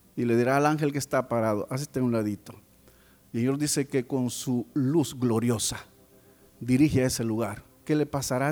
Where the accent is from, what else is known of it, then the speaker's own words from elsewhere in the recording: El Salvador; venimos de El Salvador.